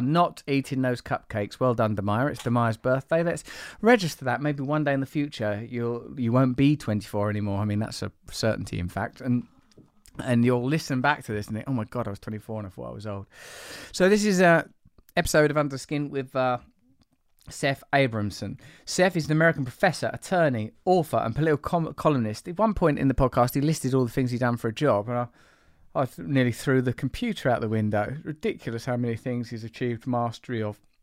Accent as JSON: {"language": "English", "region": "England", "country": "United Kingdom", "said": "as an English person"}